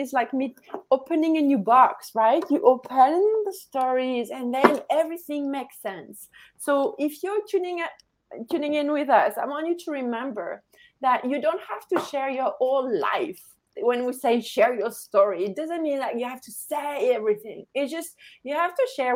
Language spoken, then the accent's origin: English; France; English is a second language; now in Canada; we are from the same country. We're from France